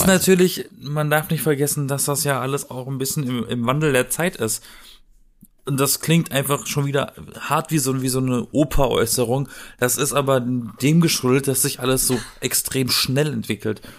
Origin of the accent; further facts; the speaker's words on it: Baden-Baden, Baden-Württemberg, Germany; ich glaube, der wohnt aktuell in Baden-Baden. Also in meiner Heimat.